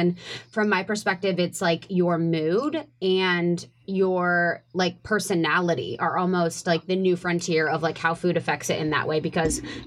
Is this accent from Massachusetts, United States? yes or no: no; Ohio, United States; I'm from the Midwest, and I grew up in Ohio